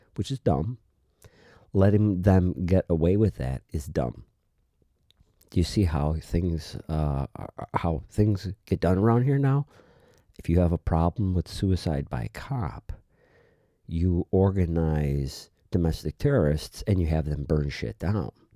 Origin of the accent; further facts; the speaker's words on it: United States; we, as the American people